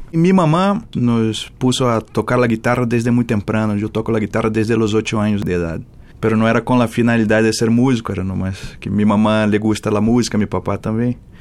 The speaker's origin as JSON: {"language": "Spanish", "region": "Rio de Janeiro", "country": "Brazil", "tie": "born or raised there", "second_language": "Spanish", "moved": "as an adult", "lives_now": "Mexico", "said": "Yo nací en Rio de Janeiro, en Botafogo, el barrio de Garrincha"}